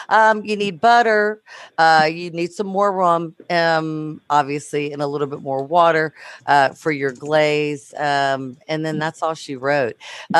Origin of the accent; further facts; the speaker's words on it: Louisiana, United States; now in Houston, United States; I'm from Louisiana, so we're practically underwater. I live in Houston. We're also right next to underwater. I'm not in Colorado